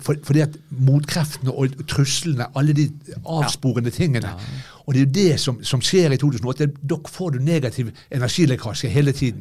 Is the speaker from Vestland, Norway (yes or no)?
yes; Bergen, Vestland, Norway; jeg er bergenser